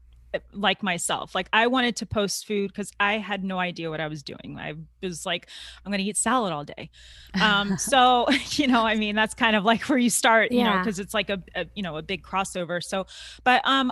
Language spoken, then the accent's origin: English; Tampa, Florida, United States; I'm from Florida. Okay. Tampa, Florida.